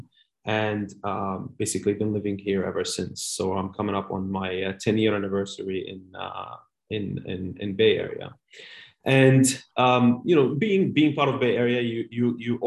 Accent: Amman, Amman Governorate, Jordan; moved away as an adult; also born or lived in United Arab Emirates; So I'm originally actually from Amman, Jordan, in the Middle East.

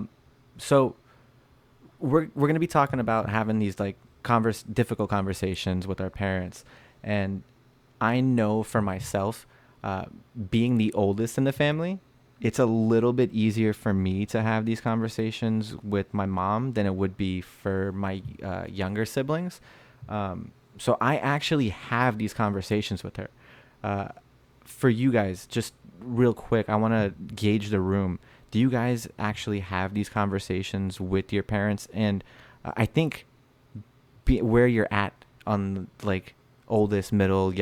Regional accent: Orange County, California, United States; I'm from Orange County.

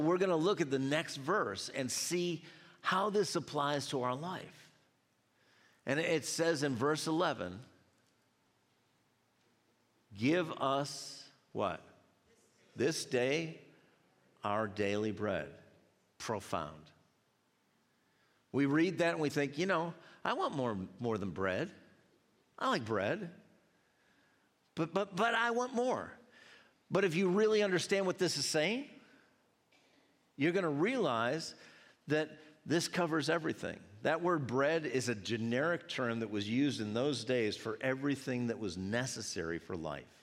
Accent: United States; I was from America.

